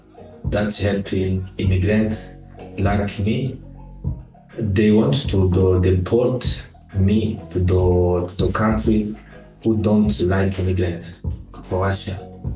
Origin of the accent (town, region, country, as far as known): Burundi; now in Slovenia